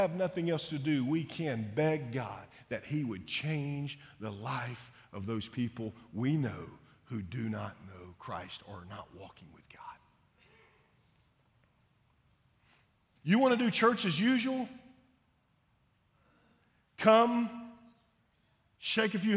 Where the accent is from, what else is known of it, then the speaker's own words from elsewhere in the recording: Shreveport, Louisiana, United States; I grew up in Shreveport, Louisiana